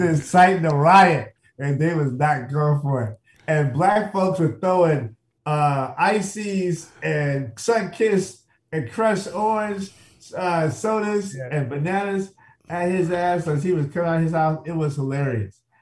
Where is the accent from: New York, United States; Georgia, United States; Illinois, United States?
Illinois, United States; Chicago; I'm from the South Side of Chicago